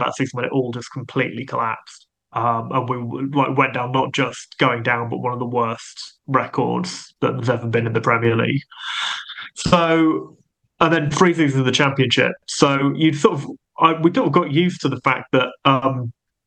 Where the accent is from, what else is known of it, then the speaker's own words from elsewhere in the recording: Buckinghamshire, South East England, United Kingdom; I grew up in Buckinghamshire